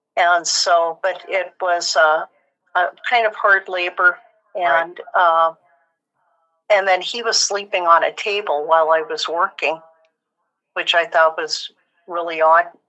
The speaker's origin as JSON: {"language": "English", "town": "Portland", "region": "Oregon", "country": "United States", "tie": "born or raised there", "moved": "yes", "lives_now": "Tacoma, United States", "said": "I grew up in Portland"}